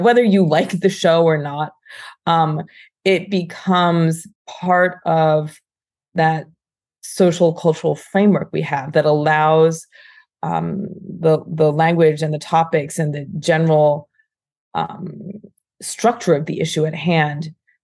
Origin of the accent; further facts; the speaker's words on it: United States; I grew up and was born in America